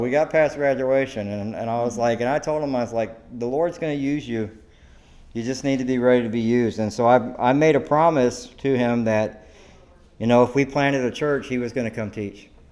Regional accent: South Carolina, United States; now in Devine, United States; I'm from South Carolina

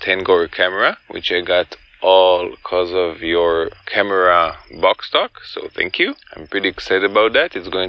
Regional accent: Israel; So, hello … I'm from Israel

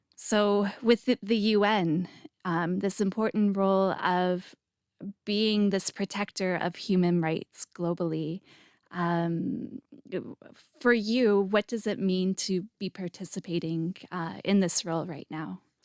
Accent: Canada; now in Israel; my background is I'm Canadian

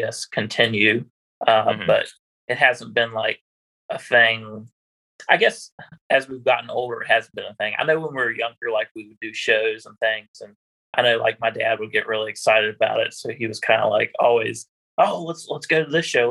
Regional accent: Middlebrook, Virginia, United States; I am from Middlebrook, Virginia, which is in Augusta County. I grew up on a beef cattle farm.

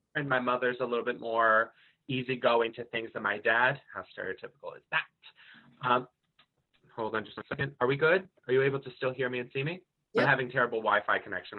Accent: Marlboro, New Jersey, United States; from Marlboro, New Jersey.

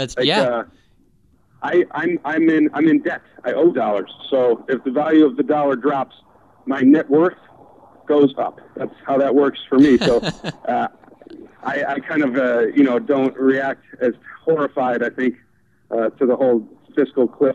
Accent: Madison, Wisconsin, United States; moved away as an adult; also born or lived in Chicago; now in Los Angeles, United States; I went to school in Madison. I grew up there.

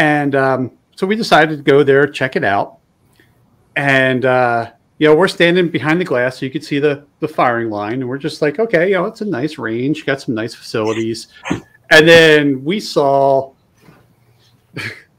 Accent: East Coast, United States; moved away; also born or lived in West (US); I'm originally from the East Coast

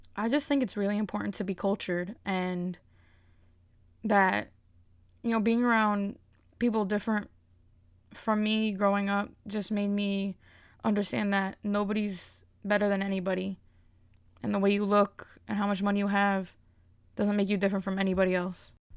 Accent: Elizabeth, New Jersey, United States; I'm a comedian from Elizabeth, New Jersey, nine oh eight

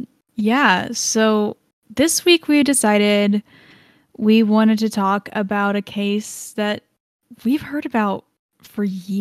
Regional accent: Franklin, Tennessee, United States; So while Raven and I spent our later teens growing up in Franklin, Tennessee, we spend a lot of time in Nashville. I still spend a lot of time in Nashville.

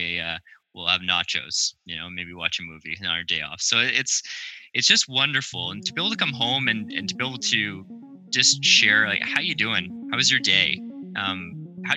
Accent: Ottawa, Ontario, Canada; I was born and raised in Ottawa, Ontario, Canada.

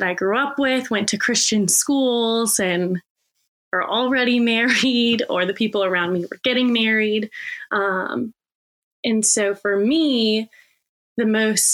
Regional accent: Richmond, Virginia, United States; born or raised there

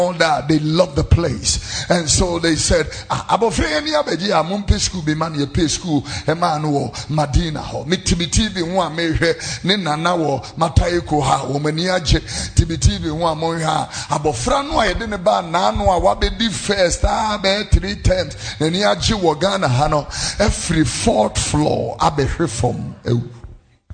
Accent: Ghana; close to my hometown at Abipotia

